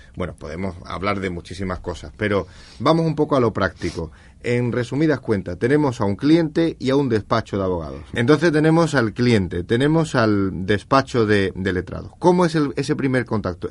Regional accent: Andalusia, Spain; los abogados andaluces

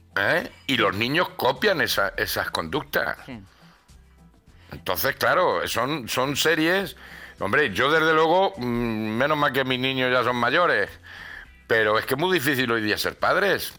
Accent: Granada, Andalusia, Spain; mi barrio no veas cómo estaba el Albaicín

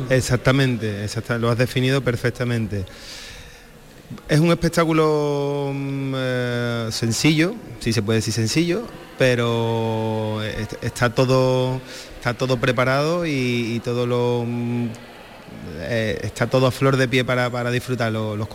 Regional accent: Seville, Andalusia, Spain; yo soy de aquí, de Triana, de toda la vida, he nacido, criado y vivo aquí

